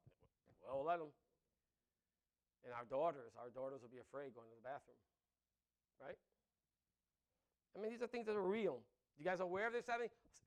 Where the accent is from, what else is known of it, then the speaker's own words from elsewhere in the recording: New York City, New York, United States; I grew up in the Bronx